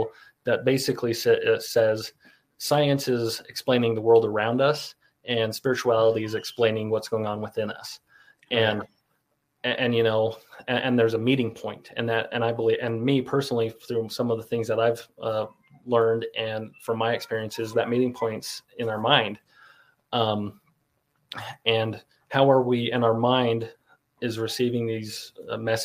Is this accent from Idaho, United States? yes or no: yes; Pingree, Idaho, United States; growing up in Southeast Idaho, you know, the Shoshone Bannock Reservation. I grew up right across the river in the Pingree area.